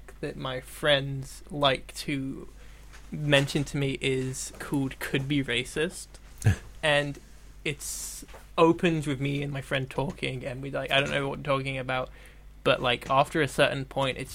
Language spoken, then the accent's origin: English; Bournemouth, South West England, United Kingdom; I'm staying in my hometown. I'm studying at Bournemouth University.